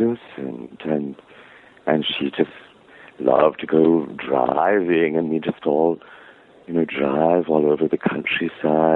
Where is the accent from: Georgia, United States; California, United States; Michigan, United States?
Georgia, United States; Savannah; I loved growing up in Savannah with Mother and Helen